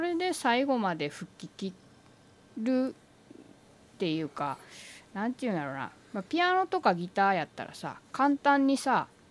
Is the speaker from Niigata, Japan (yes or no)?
no; Takamatsu, Kagawa, Japan; 私の地元の高松